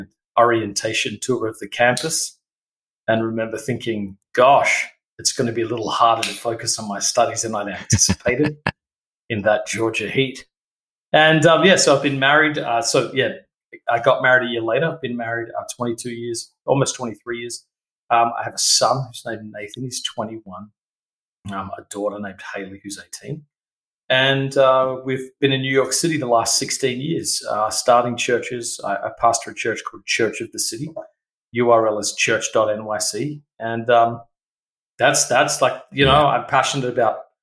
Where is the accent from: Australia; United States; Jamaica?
Australia; Adelaide, South Australia; moved away as an adult; I'm originally from Australia, so I grew up in a place called Adelaide, South Australia.